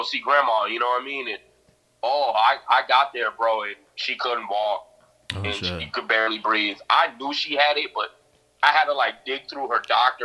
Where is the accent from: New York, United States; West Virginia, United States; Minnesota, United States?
Minnesota, United States; I'm from Minnesota, and it snows 6 months out the year